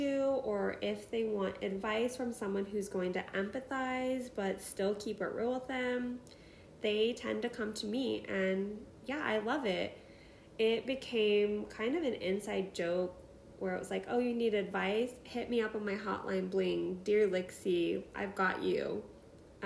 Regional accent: Midwest, United States; moved away as an adult; also born or lived in Seattle area, Washington; now in Chicago, United States; I was born and raised in the Midwest, spent most of my 20s in the Seattle

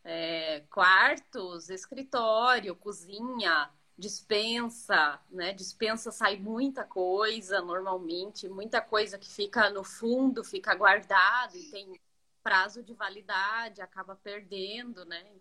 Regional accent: Curitiba, Paraná, Brazil; É, bom, eu sou aqui de Curitiba, Trabalho com organização recentemente

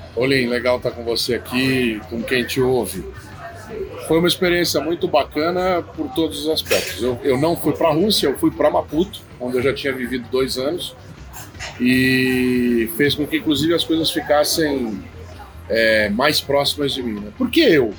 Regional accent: São Paulo, Brazil; also born or lived in Mozambique; eu sou paulista

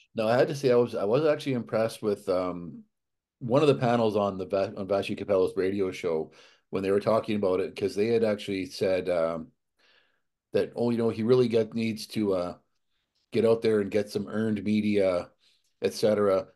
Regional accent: Alberta, Canada; moved away; I grew up in Alberta

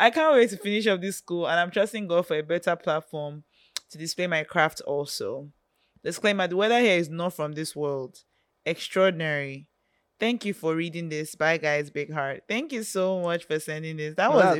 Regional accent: Lagos, Nigeria; now in Sokoto, Nigeria; Well, I'm from Lagos, but I school here in Sokoto, and I'm in my final year already studying accounting.

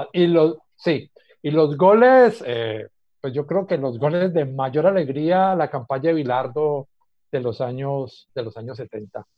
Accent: CIAT, Valle del Cauca, Colombia; nací en el campo, en lo que ahora es el CIAT, Centro Internacional de Agricultura Tropical

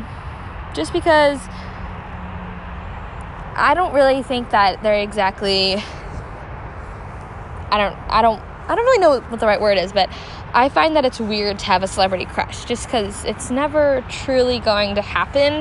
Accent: New Jersey, United States; I grew up in New Jersey

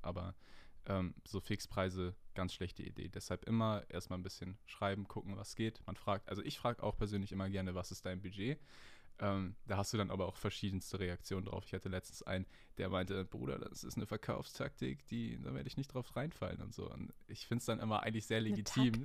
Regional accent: Hamburg, Germany; Ich bin 20 Jahre alt und ich komme aus Nähe Hamburg

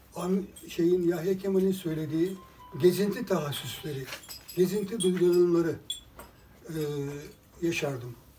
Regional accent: Bursa, Turkey; ben bir boşnak anne babanın çocuğu olarak Bursa'da doğdum.

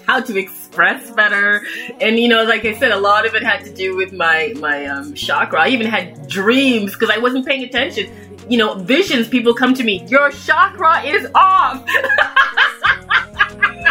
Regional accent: Toronto, Ontario, Canada; I was born and raised in Toronto, Canada

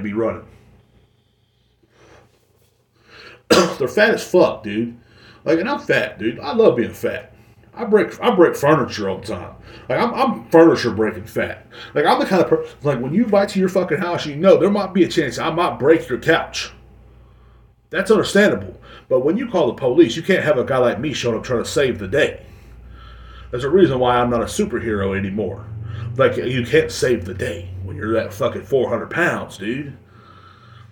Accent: Kingsland, Texas, United States; moved away; my hometown, or where my parents stay at, in Kingsland

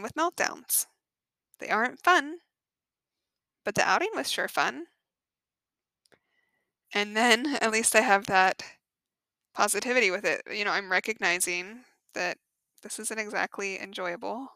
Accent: Colorado, United States; moved away as an adult; now in Phoenix, United States; growing up in Colorado

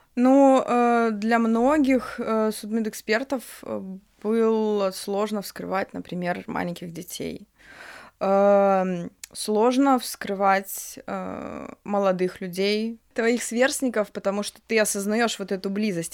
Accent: Grodno, Grodno Region, Belarus; Я вообще сама из Гродно, это все Гродненские университеты

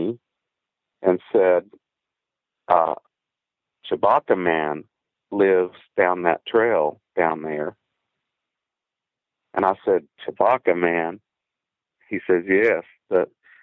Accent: Deep East Texas, United States; I grew up around Angelina and the Sabine National Forest there

